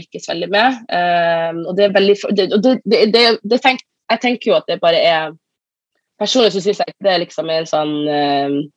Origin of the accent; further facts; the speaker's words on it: Northern Norway, Norway; som nordlending